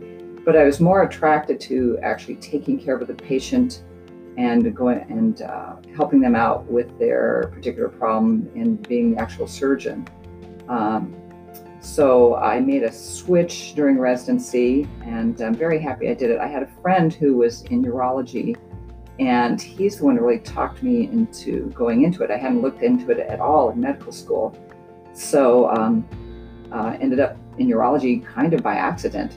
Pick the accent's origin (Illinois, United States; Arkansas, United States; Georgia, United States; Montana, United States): Montana, United States; moved away as an adult; also born or lived in New Mexico; now in Meridian, Idaho, United States; I am originally from Montana, grew up in a family of four